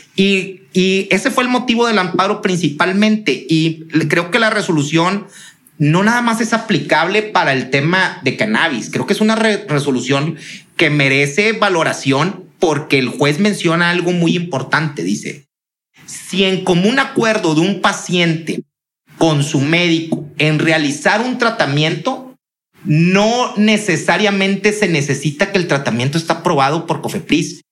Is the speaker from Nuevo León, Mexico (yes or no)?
yes; Monterrey, Nuevo León, Mexico; somos regios